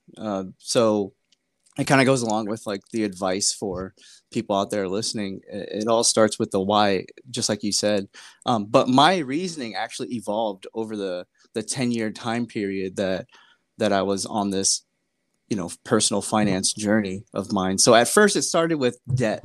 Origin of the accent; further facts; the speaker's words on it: California, United States; I'm originally from California